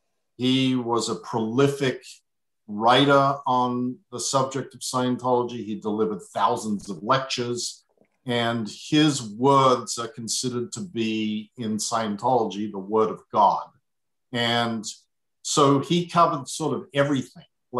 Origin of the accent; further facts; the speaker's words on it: Adelaide, South Australia, Australia; went from my hometown of Adelaide to Melbourne